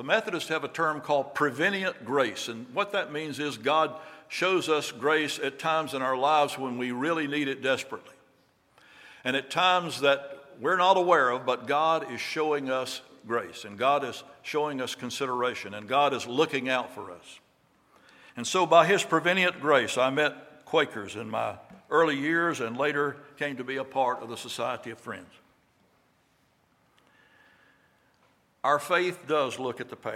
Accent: Raeford, North Carolina, United States; I was raised down in Rayford in Hoke County

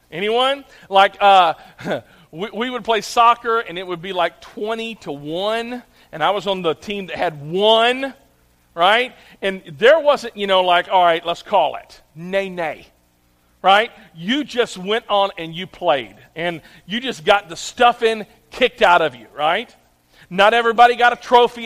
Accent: Clarksville, United States; I grew up here in Clarksville

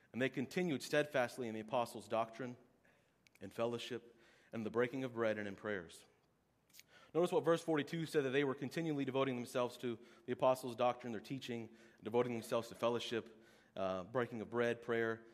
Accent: Oklahoma, United States; moved away; I'm from Oklahoma

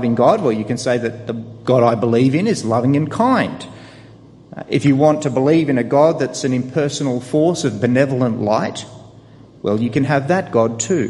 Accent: Sydney, New South Wales, Australia; I was born in Australia, just down the road here, in fact, at Camperdown

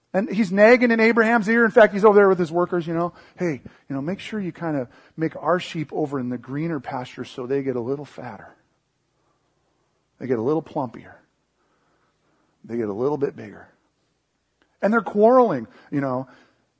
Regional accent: Seattle, Washington, United States; I grew up in the Seattle area

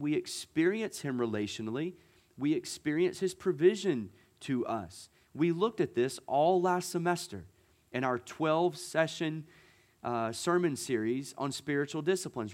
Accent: Gulf Coast, United States; moved away; I grew up on the Gulf

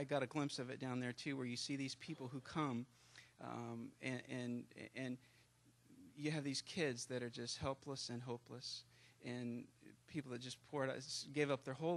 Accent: United States; I'm an American

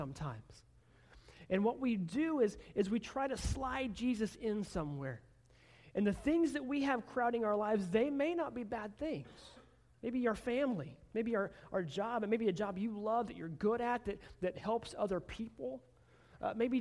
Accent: Oklahoma, United States; I'm from Oklahoma. I've lived almost my entire life in Oklahoma.

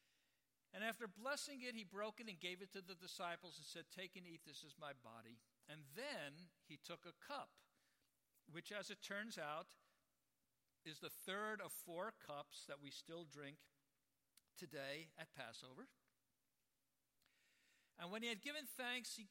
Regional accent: New York, United States; now in San Francisco, United States; I'm from New York. The wildest animal I ever saw growing up was a pigeon

